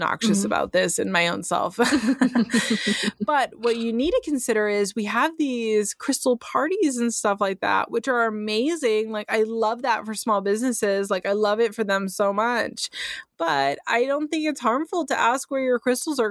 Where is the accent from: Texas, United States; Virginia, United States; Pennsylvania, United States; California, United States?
California, United States; first language English; I'm from California